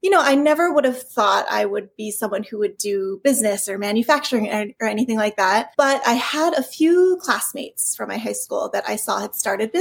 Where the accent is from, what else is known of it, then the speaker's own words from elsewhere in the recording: Hawaii, United States; also born or lived in California / East Coast / France / China; I grew up in Hawaii, which is, you know, a very unique place